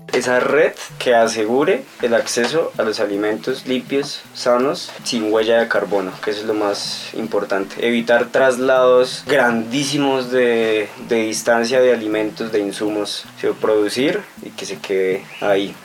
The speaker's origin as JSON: {"language": "Spanish", "town": "Duitama", "region": "Boyacá", "country": "Colombia", "said": "también de la ciudad de Itama, eh, ingeniero agrónomo"}